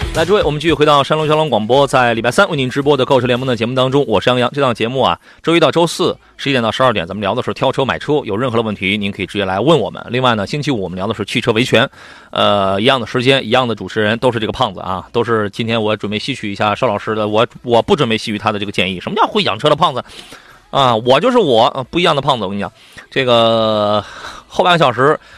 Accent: Shandong, China; 这是咱们中国人这个，而且也是咱们山东人啊自己造了这么一个东西。

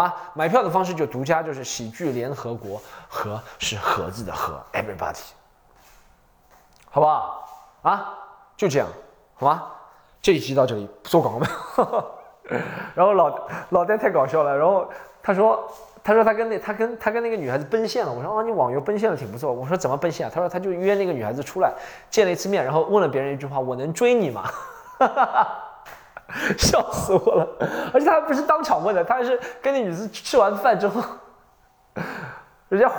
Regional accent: Shanghai, China; 但是作为上海人，大多数我知道的话，他八七年跟我一样

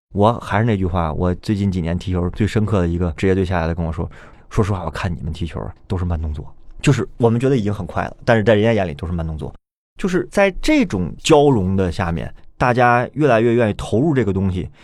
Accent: Tianjin, China; 我们天津人啊，就特别喜欢用，用这种梗

